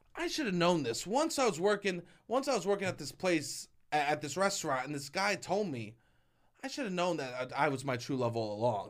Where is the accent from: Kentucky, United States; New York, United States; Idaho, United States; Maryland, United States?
New York, United States; New York City; I'm from New York City